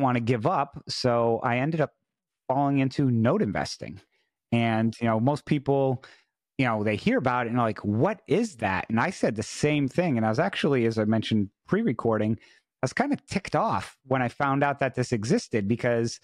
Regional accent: New England, United States; moved away as an adult; also born or lived in Washington, D.C.; I was originally from New England area

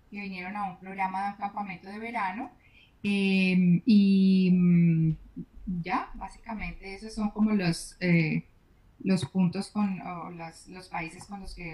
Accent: Colombia; moved away as an adult; now in Ottawa, Canada; porque soy colombiana.

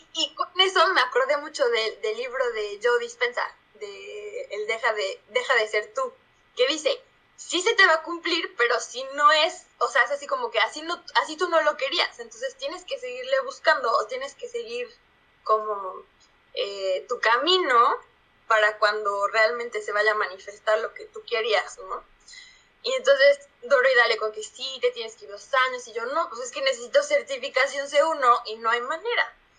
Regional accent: Puebla, Mexico; moved away as an adult; also born or lived in Berlin, Germany; now in Heidelberg, Germany; Nací en México, eh, más específico en la ciudad de Puebla, pero actualmente estoy viviendo en Heidelberg, en Alemania

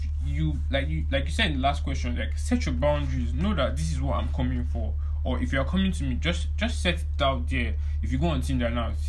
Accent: Nigeria; our Nigerian society

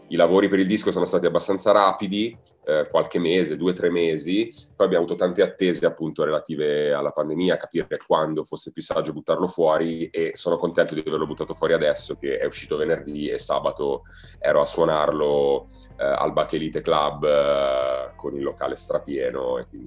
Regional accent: Milan, Lombardy, Italy; qua a Milano, mia città natale.

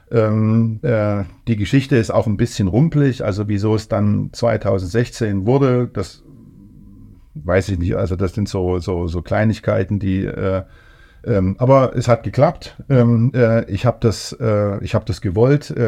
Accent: Thuringia, Germany; also born or lived in Saxony; Also ich, also ich bin Thüringer, Sachse, so irgendwie zwischen, mhm.

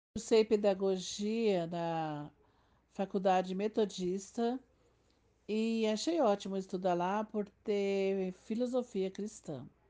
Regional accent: Caracol, Piauí, Brazil; Nasci na cidade de Caracol, estado do Piauí

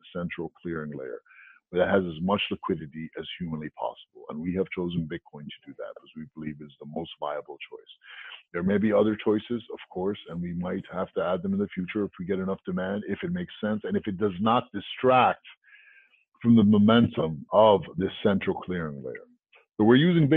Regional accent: New York City, New York, United States; growing up in New York City, you know, on the street working in my parents' newsstand

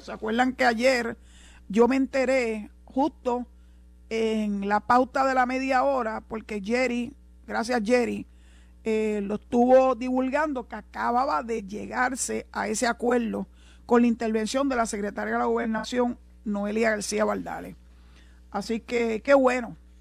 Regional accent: Puerto Rico; Aquí no hay nadie más puertorriqueño que yo, ni yo soy más puertorriqueña que nadie. Somos puertorriqueños

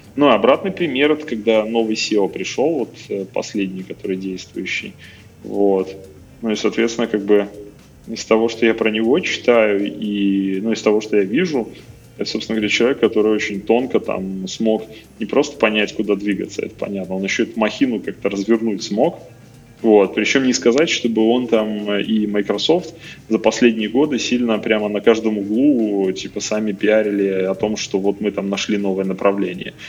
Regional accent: Minsk, Belarus; Я просто из Минска сам

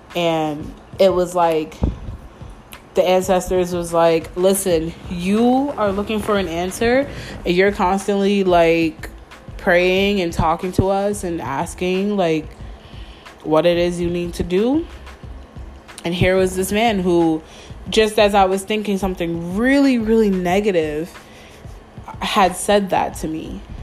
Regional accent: Mount Vernon, New York, United States; moved away as an adult; now in Stanford, United States; I feel like I didn't have a home in Mount Vernon, where I'm from. Like I don't have a home in my hometown

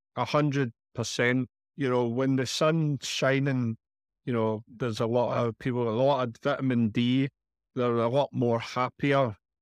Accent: Glasgow, Scotland, United Kingdom; moved away as an adult; now in Benalmádena, Spain; as you know from the accent, I'm from Scotland, in Glasgow.

